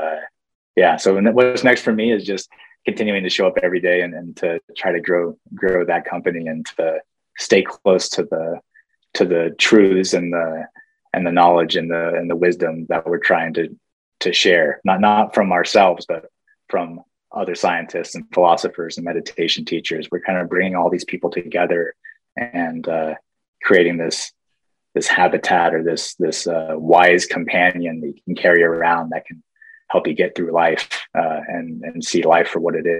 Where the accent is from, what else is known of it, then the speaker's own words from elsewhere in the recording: Whitefish, Montana, United States; moved away; Glacier National Park, for most of my childhood, was like my backyard.